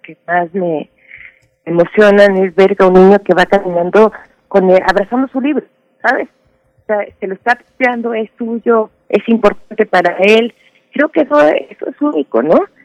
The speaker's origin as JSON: {"language": "Spanish", "country": "Mexico", "said": "yo soy mexicana"}